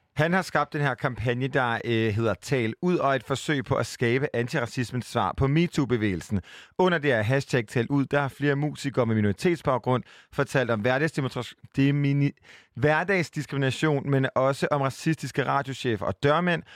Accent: Jutland, Denmark; jeg var fra Jylland

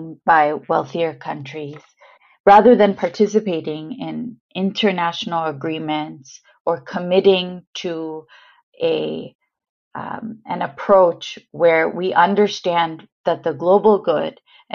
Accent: United States; I say this as an American

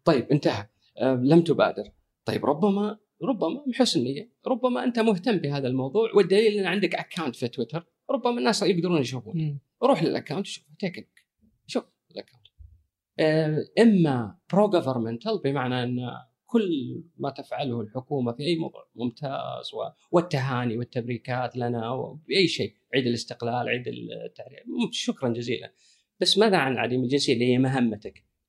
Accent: Kuwait; انا ككويتي

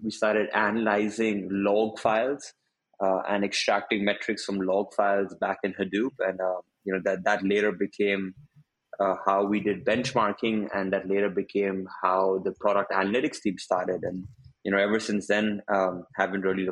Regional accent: Mumbai, Maharashtra, India; moved away as an adult; also born or lived in United States / China; I'm originally from India. So I went to school in Bombay, which is the big city of India

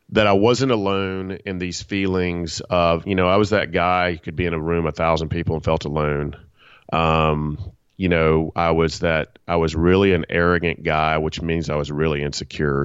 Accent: Atlanta, Georgia, United States; I'm from Atlanta, Georgia, in Southeast United

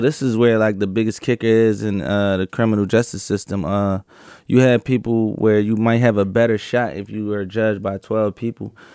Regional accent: Philadelphia, Pennsylvania, United States; I grew up in Philadelphia, uh, North Philadelphia in the beginning of my life, and I would say South Philadelphia, uh, probably from, uh, fourteen years old on out

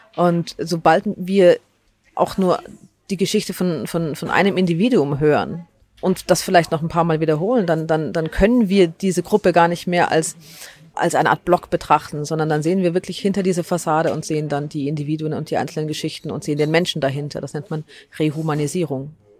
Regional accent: Germany; dass ich hier in Deutschland aufgewachsen bin

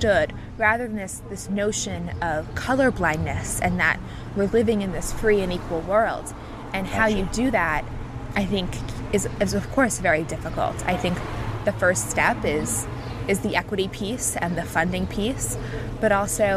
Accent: New York, United States; I'm from New York

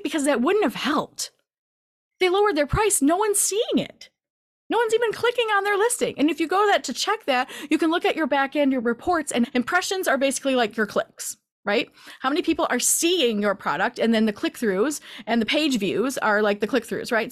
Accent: Michigan, United States; I'm from the Midwest, Michigan area

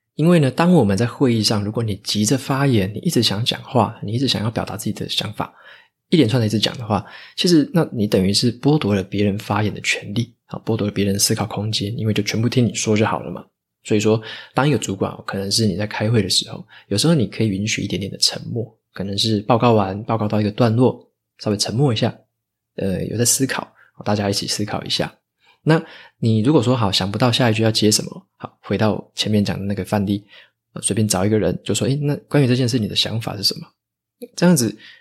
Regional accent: Taitung, Taitung County, Taiwan; moved away; 回台东那边，我的老家去施打

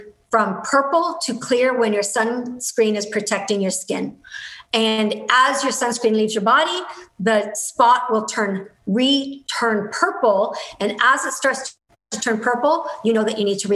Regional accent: Canada; I'm Canadian

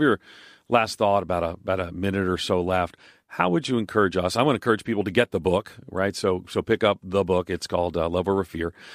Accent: outside of New York City, United States; moved away; I grew up outside of New York City, so I'm used to urban noise

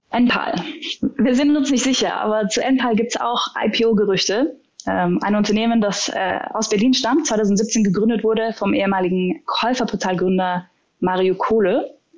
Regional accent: Austria; als Österreicher

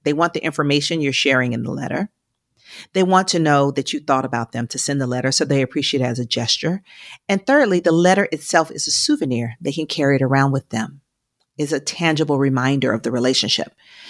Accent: Georgia, United States; Even though I'm from Georgia, I'm going to get bold and say IHOP for sure.

